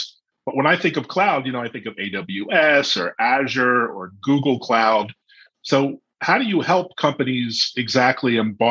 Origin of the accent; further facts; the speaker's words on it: Baltimore, Maryland, United States; I grew up in Baltimore.